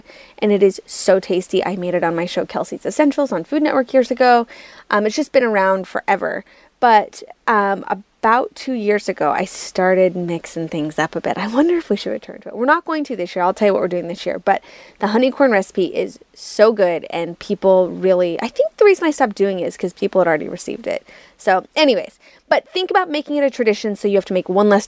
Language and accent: English; Utah, United States; moved away as an adult; also born or lived in New York City; I am from Utah. So I'm from the Western United States, but obviously I was living in New York City at the time.